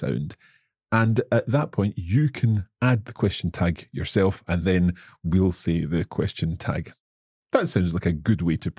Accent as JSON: {"language": "English", "region": "Scotland", "country": "United Kingdom", "said": "I am indeed from Scotland"}